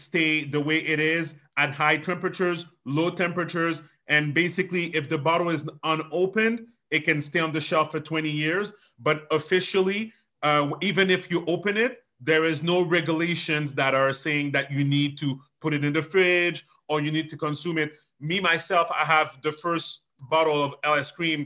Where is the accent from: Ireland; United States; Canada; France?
Canada; Montreal, Quebec; first language French; English is a second language; We grew up in Montreal